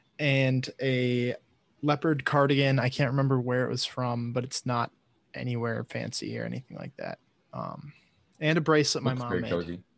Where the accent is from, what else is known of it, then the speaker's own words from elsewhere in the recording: Michigan, United States; I think it comes from the territory of growing up in Michigan. Like, it's freezing cold, like, 8 months out of the year, so.